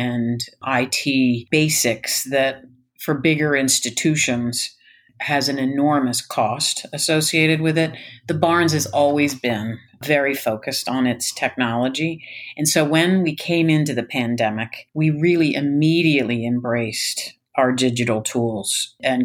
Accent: Philadelphia, Pennsylvania, United States; moved away as an adult; also born or lived in New York; I am from Philadelphia. I grew up here.

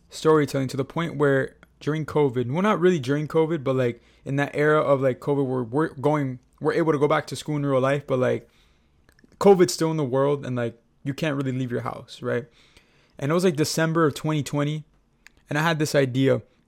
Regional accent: Miami, Florida, United States; we're from Miami. We've been Miami Heat fans for, bro, ever since we came out of the womb

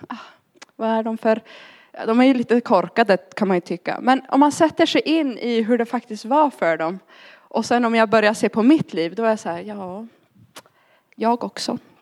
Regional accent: Arjeplog, Norrbotten County, Sweden; moved away; also born or lived in Linköping / London; jag kom ursprungligen från Arjeplog uppe i Lappland. Därav dialekten.

